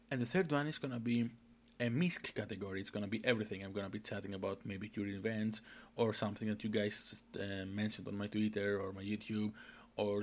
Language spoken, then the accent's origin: English; Greece; English is a second language; I'm from Greece, hence the weird accent and the lack of English knowledge.